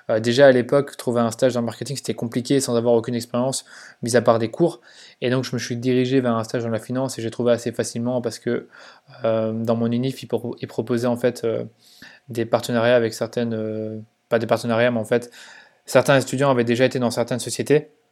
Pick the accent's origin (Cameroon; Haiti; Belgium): Belgium; Mons, Wallonia; Donc en effet, je viens de Belgique. Je suis né à Mons, donc c'est une petite ville en Belgique qui est finalement pas trop loin de la France.